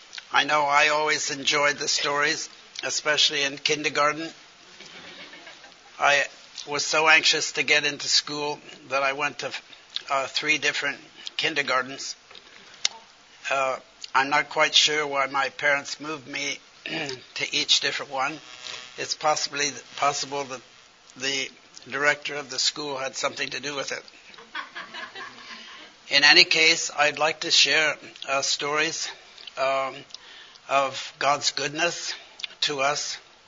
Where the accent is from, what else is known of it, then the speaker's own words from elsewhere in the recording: China; As I grew up in China, because my father was a missionary surgeon with the China in the mission, Hudson Taylor's mission, I thought only of China.